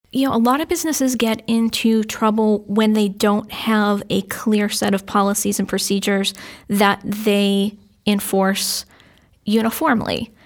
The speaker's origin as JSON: {"language": "English", "town": "Londonderry", "region": "New Hampshire", "country": "United States", "tie": "born or raised there", "said": "I grew up in London, Derry"}